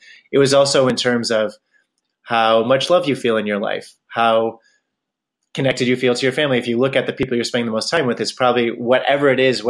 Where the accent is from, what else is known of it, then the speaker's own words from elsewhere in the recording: Pennsylvania, United States; moved away as an adult; I grew up in Pennsylvania